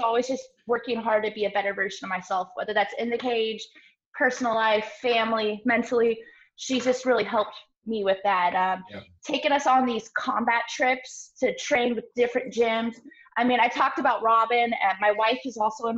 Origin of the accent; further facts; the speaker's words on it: Portland, Oregon, United States; moved away as an adult; now in Florida, United States; I was born and raised in Portland, Oregon